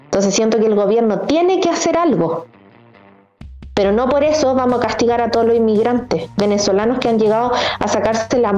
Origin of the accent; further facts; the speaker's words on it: Chile; Nosotros somos la República de Chile. A mí no me vengan con cuestiones de que no somos la República porque lo somos. Todos los chilenos tenemos derecho a vivir tranquilos, a tener una casa digna con esfuerzo.